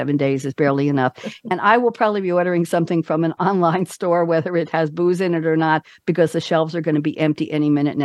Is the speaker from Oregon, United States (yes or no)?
no; New York City, New York, United States; moved away as an adult; also born or lived in Great Neck, New York / Durham, North Carolina; now in Loudoun, United States; I grew up in Douglaston